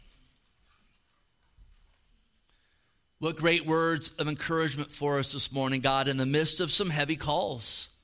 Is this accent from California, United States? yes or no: yes; California, United States; also born or lived in Oregon; Born and raised in the Golden State